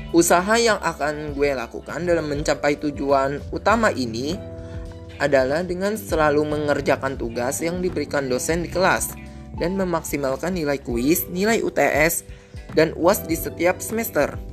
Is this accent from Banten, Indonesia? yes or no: yes; Tangerang, Banten, Indonesia; Asal daerah gue dari mana sih? Asal daerah gue dari kota Tangerang, Provinsi Banten.